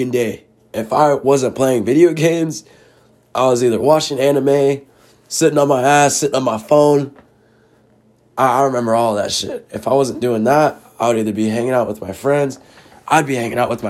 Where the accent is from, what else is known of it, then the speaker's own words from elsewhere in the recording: Queen Creek, Arizona, United States; I'm not from Phoenix, though. I'm from Queen Creek.